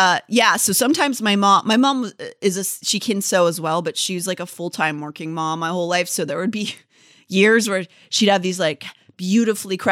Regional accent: Pennsylvania, United States; growing up in Pennsylvania

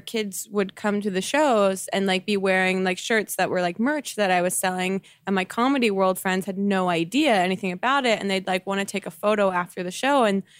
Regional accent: New Jersey, United States; I'm from New Jersey.

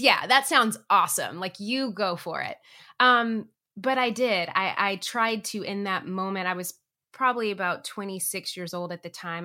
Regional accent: Tennessee, United States; moved away as an adult; now in Los Angeles, United States; I grew up in Tennessee.

